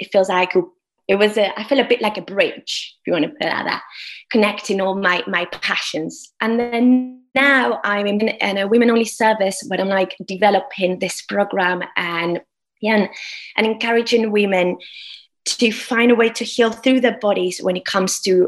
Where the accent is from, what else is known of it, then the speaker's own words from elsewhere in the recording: Argentina; moved away as an adult; now in United Kingdom; I'm from Argentina. And I came to the UK 10 years ago.